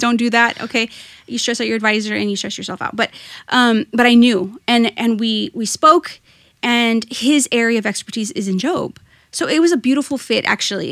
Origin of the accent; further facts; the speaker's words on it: Rio Grande Valley, Texas, United States; also born or lived in Austin, Texas; I am from the Rio Grande Valley, though I was born in Austin. Um, I My parents moved there for a job opportunity and then moved back. And so really, most of my childhood and adult life has been spent here in the Rio Grande Valley